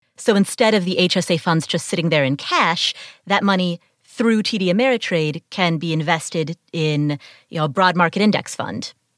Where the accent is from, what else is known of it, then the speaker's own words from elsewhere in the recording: Cincinnati, Ohio, United States; I grew up in Cincinnati. It's my hometown